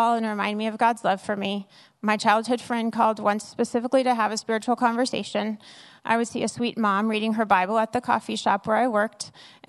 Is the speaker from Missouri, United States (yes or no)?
no; New Orleans, Louisiana, United States; I, too, am from New Orleans. I grew up with a single mom